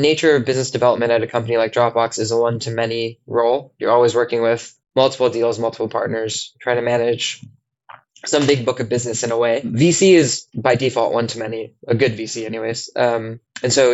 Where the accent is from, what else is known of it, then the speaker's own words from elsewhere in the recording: United States; moved away as an adult; also born or lived in San Francisco, California; now in London, United Kingdom; as an American